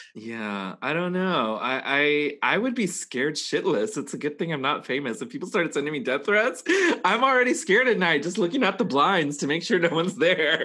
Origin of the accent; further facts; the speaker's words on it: Texas, United States; moved away; also born or lived in New York; where I grew up in Texas